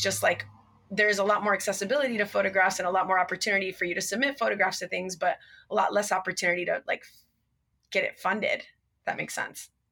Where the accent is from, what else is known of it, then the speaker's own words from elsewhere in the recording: Miami, Florida, United States; now in California, United States; I'm actually Cuban American. My parents were both born in Cuba, and I was raised in Miami, Florida